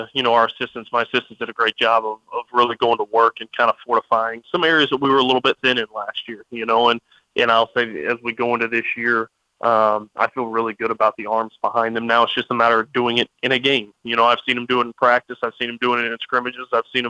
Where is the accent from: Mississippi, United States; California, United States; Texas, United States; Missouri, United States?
Texas, United States; moved away as an adult; now in Maryland, United States; I was from Texas originally